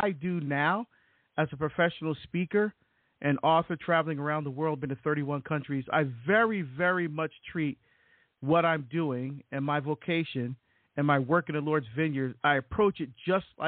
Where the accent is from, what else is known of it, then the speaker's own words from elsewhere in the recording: Barbados; now in United States; I was born in Barbados in the West Indies to a Catholic mom